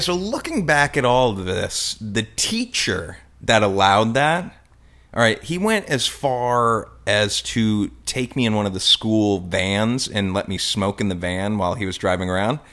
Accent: Sun Valley, Idaho, United States; moved away; also born or lived in St. Louis; My high school years were in Sun Valley, Idaho, which is a little ski resort town, okay. and that's where I considered I grew up

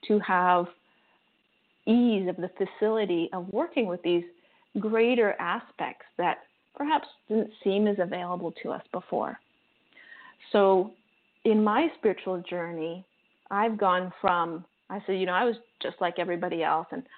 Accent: Canada; now in Costa Rica; I'm Canadian

